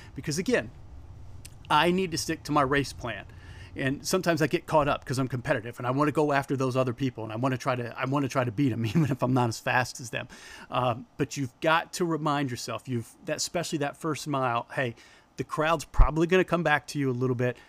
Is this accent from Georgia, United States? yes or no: no; Fort Wayne, Indiana, United States; my hometown trail